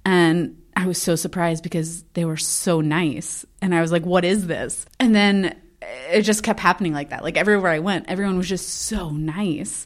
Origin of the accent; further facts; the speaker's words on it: Texas, United States; moved away as an adult; also born or lived in South Dakota; now in Sioux Falls, United States; I'm originally from Texas, but I ended up coming up to South Dakota to go to South Dakota State